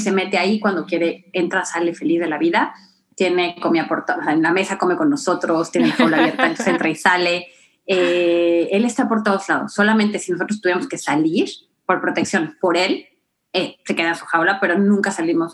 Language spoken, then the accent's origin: Spanish; Acapulco, Guerrero, Mexico; yo vengo de Acapulco, ¿no? En México